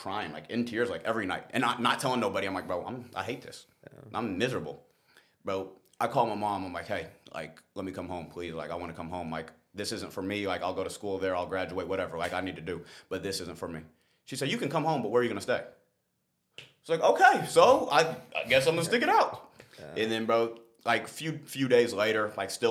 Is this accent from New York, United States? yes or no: no; Dallas, Texas, United States; also born or lived in Durango, Colorado; I grew up in Dallas